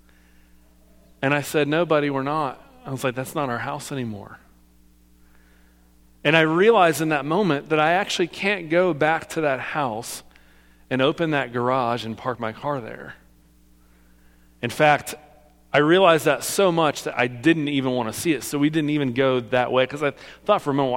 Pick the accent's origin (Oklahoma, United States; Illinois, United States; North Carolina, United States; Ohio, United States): Ohio, United States; Amelia; also born or lived in Cincinnati, Ohio; I am born and raised in Cincinnati, Ohio. I lived in the east side of Cincinnati in a town called Amelia. I grew up in Amelia